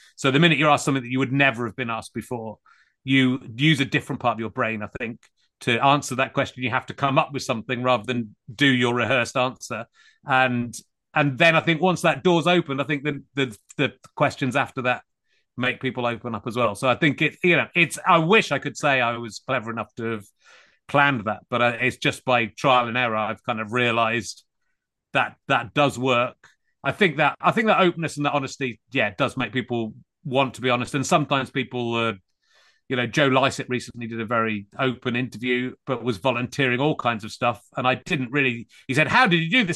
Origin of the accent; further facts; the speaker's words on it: Cheddar, South West England, United Kingdom; moved away as an adult; also born or lived in Pocklington, Yorkshire / Leicestershire / London; now in Hertfordshire, United Kingdom; I grew up in Somerset mainly, in Cheddar